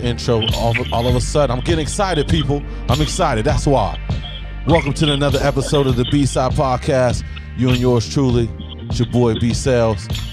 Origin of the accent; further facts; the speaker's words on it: Newark, Ohio, United States; I'm from Newark, Ohio, right. Originally.